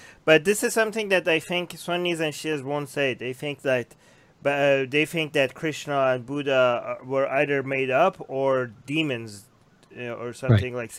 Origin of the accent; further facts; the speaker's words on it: Iran; moved away; so I grew up in Iran, right?